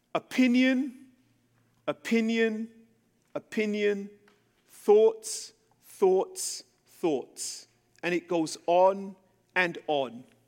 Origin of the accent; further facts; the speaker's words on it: London, United Kingdom; moved away as an adult; also born or lived in Jerusalem, Israel; now in United States; I was born in England, born and raised in London